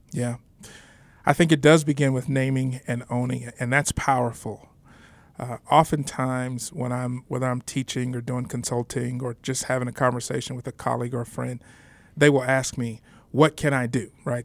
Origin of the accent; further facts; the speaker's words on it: San Antonio, Texas, United States; moved away as an adult; now in Denver, United States; born and raised in San Antonio, Texas